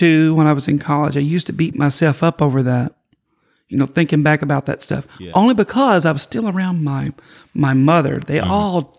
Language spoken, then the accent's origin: English; Kentucky, United States; moved away; I grew up in Kentucky.